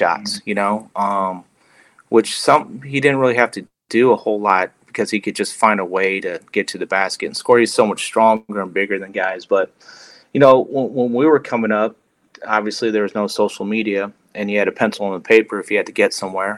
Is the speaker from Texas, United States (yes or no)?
no; Bay Area, California, United States; growing up in the Bay Area, being a melting pot of cultures and people